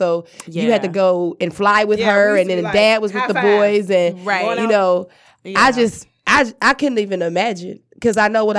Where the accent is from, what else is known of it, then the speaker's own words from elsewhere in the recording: Cleveland, Ohio, United States; I'm from Cleveland.